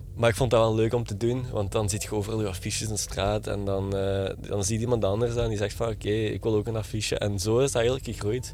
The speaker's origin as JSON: {"language": "Dutch", "town": "Genk", "region": "Flanders", "country": "Belgium", "tie": "born or raised there", "accent": "light Limburg accent", "said": "ik ben geboren in Genk, Limburg zoals je wel kunt horen in mijn, eh, mijn eh, vrij licht accent."}